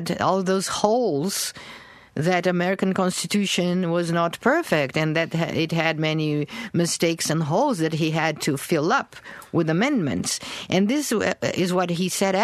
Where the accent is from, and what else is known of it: Brazil; moved away as an adult; also born or lived in New York City, United States